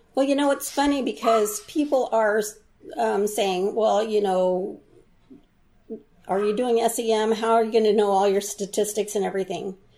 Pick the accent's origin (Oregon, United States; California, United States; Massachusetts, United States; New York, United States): Oregon, United States; Southern; moved away as an adult; also born or lived in South Korea / Seattle; I Went to all kinds of schools from Rogue River to Central Point to Medford